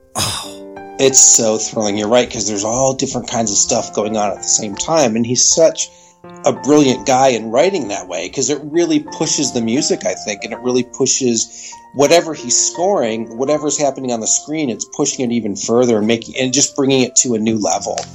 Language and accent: English; Cleveland, Ohio, United States; I'm from Ohio. I'm originally from Cleveland, Ohio